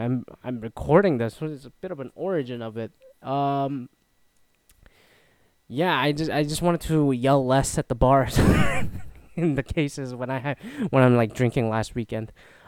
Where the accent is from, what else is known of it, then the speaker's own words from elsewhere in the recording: Canada; now in United States; I'm a Canadian citizen living in the US. Come to think of it, I immigrated twice.